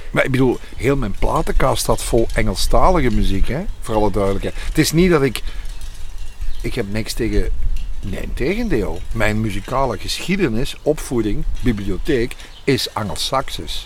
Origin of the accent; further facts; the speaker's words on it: Overpelt, Flanders, Belgium; Ik ben zelf van Overpelt afkomstig